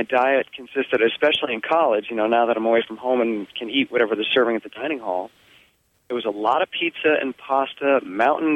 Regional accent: Vermont, United States; I was lucky enough to grow up in Vermont on a small organic farm with my parents

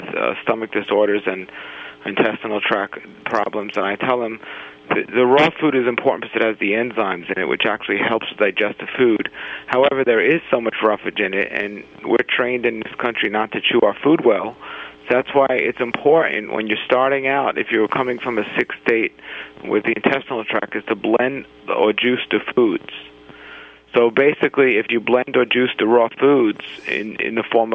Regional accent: New York City, New York, United States; I grew up in Brooklyn, New York

